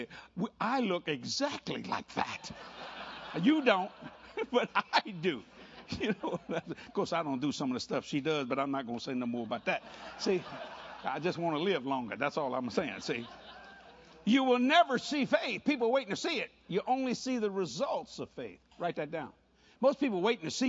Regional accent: Cajun, Louisiana, United States; I'm a Cajun boy

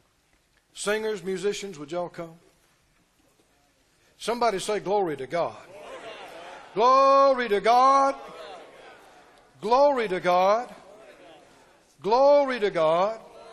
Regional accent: Mississippi, United States; moved away; we're from Mississippi.

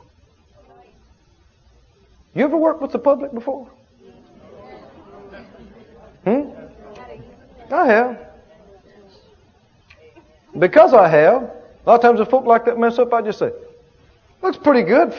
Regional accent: the South, United States; I grew up in the South.

